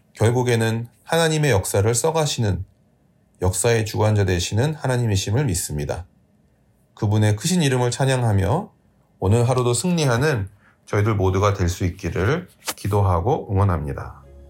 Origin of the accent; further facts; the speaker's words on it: South Korea; now in New York, United States; 한국이라는 작은 나라에서 태어나 미국 뉴욕으로 이주해서 살아가고 있는 저와